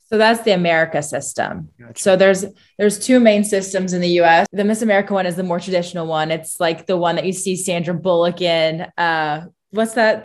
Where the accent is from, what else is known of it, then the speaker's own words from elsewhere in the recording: Indiana, United States; growing up in Indiana